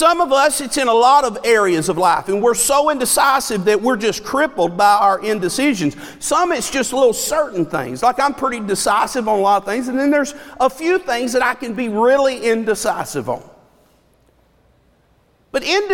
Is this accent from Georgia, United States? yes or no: yes; Dallas, Georgia, United States; now in Rockmart, United States; I'm from Dallas